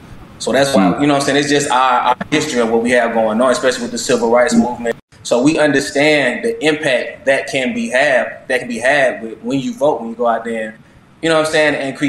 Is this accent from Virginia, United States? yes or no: no; Atlanta, Georgia, United States; I'm from Atlanta, so we in Atlanta are used to seeing people that look like us in positions of power